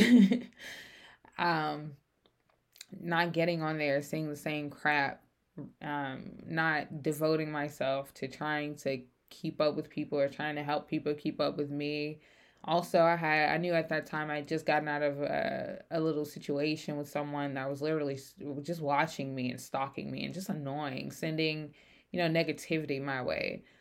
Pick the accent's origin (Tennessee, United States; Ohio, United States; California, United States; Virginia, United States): Tennessee, United States; Memphis; moved away as an adult; I grew up in Memphis, Tennessee